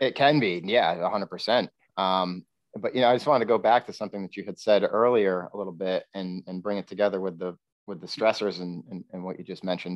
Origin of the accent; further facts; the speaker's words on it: Queensbury, New York, United States; I'm originally from Queensbury, uh, New York